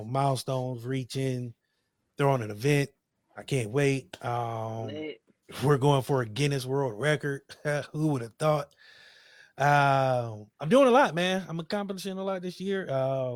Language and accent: English; Akron, Ohio, United States; I'm a nigga from Akron